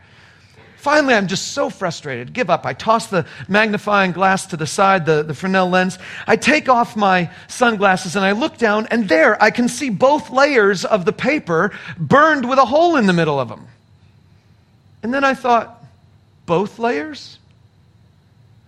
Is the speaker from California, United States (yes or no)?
yes; southern California desert, United States; moved away; I was raised in California. The sun is pretty hot out there, and so I was in the southern part of the state in the desert